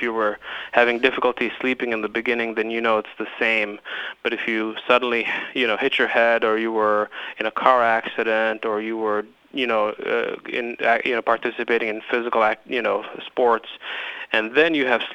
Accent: Nashville, Tennessee, United States; I grew up in East Nashville, and I went to high school and middle school there

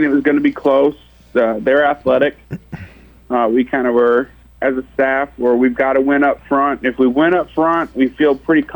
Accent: Florida, United States; now in Murfreesboro, United States; I'm from Florida

